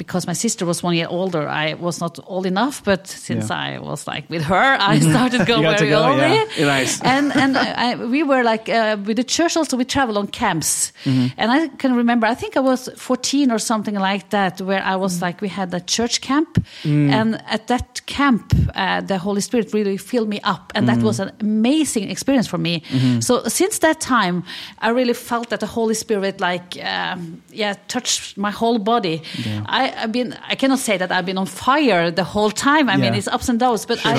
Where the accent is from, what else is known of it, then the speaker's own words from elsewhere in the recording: Halden, Østfold, Norway; now in Oslo, Norway; where I grew up. And that's in Halden. It's a city just 1.5 hours from Oslo. It's on the border to Sweden.